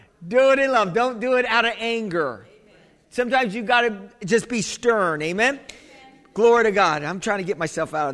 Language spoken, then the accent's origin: English; United States; I'm the American